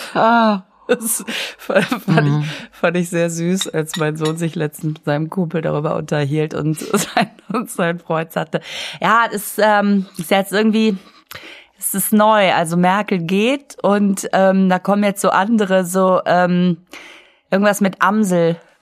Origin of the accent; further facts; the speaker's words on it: Düsseldorf, North Rhine-Westphalia, Germany; ich bin ja äh, am Flughafen aufgewachsen